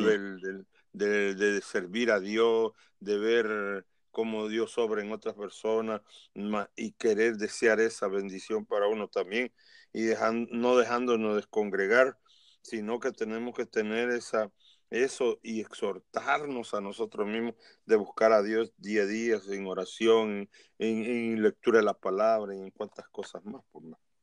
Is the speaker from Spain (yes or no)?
no; El Salvador; en mi país, El Salvador